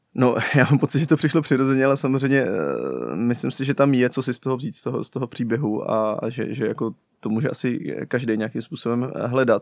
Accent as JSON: {"language": "Czech", "town": "Pardubice", "region": "Pardubice Region", "country": "Czechia", "said": "jsem z Pardubic, že jo, a tam to, to je taková placka na zemi."}